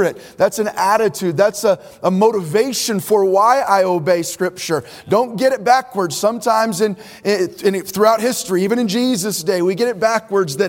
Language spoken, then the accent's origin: English; Bay Area, Northern California, United States; now in Orange County, United States; I was born in the Bay Area of Northern California, where the greater Bay Area, I think population is 7 million. Now I live in Orange County